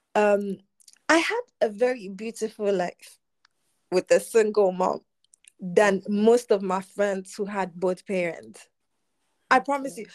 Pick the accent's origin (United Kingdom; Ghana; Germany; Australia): Ghana; born or raised there